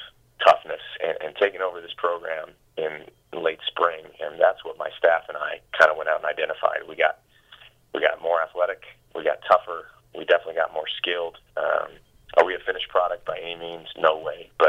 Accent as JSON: {"language": "English", "region": "West Coast", "country": "United States", "tie": "born or raised there", "moved": "yes", "said": "I grew up on the West Coast"}